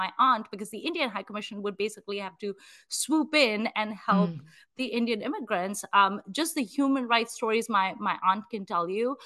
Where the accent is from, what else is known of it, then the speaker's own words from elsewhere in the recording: Nigeria; moved away; growing up in Nigeria